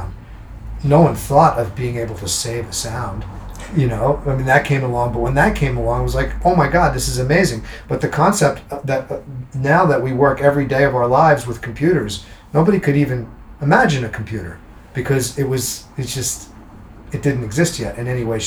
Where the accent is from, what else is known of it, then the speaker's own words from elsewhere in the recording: New Jersey, United States; I grew up in New Jersey, and when I was a kid, I used to go to concerts at Madison Square Garden